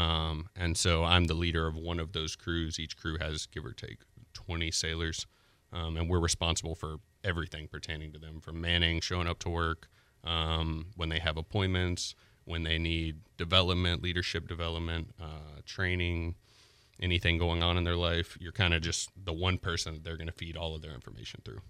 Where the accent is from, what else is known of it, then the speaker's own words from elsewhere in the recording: Pensacola, Florida, United States; also born or lived in J, Florida (unclear town name); I'm from Pensacola, Florida. Um, born here, lived here for about ten years